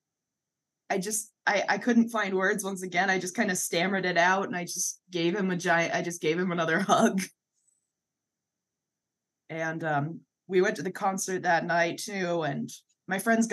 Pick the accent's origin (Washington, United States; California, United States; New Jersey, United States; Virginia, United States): Washington, United States; I'm from Washington